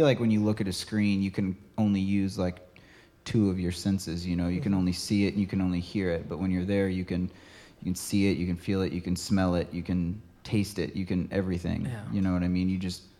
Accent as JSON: {"language": "English", "town": "St. Louis", "region": "Missouri", "country": "United States", "said": "I am from St. Louis through and through."}